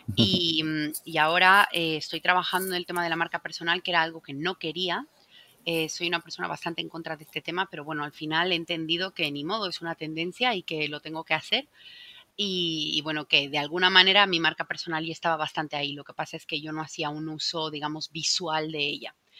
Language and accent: Spanish; Bolivia; now in Spain; el Salar de Uyuni, que está en mi país